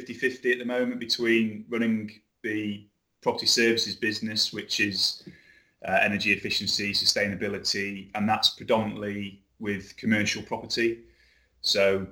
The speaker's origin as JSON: {"language": "English", "area": "Fylde Coast, Lancashire", "region": "North West England", "country": "United Kingdom", "tie": "born or raised there", "also_born_or_lived": "London", "accent": "Lancashire", "moved": "as an adult", "said": "as you can probably tell from my accent, Lancashire lad, originally grew up on a place called the Fylde Coast, moved down to London after university"}